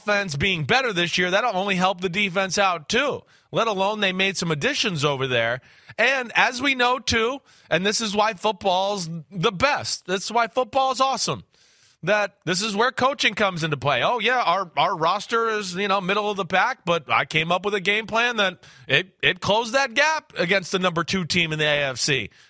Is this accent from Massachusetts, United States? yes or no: yes; Boston, Massachusetts, United States; I'm from the New England, Boston area anyways.